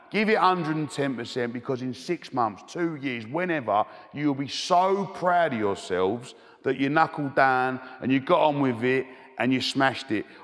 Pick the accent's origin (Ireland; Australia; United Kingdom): United Kingdom; Romford, London; I love I love growing up in Romford, the best place in the world.